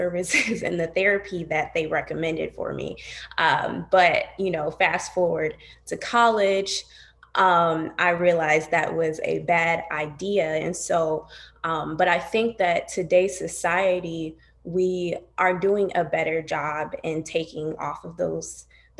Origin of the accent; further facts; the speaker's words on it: Toledo, Ohio, United States; moved away as an adult; now in Columbus, United States; I'm from Toledo. I currently live in Columbus